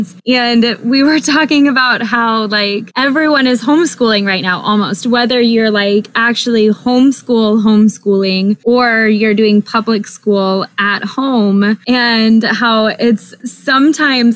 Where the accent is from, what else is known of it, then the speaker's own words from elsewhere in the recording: Texas, United States; moved away; also born or lived in Alaska; I grew up in Texas, and so y'all is just like a part of speech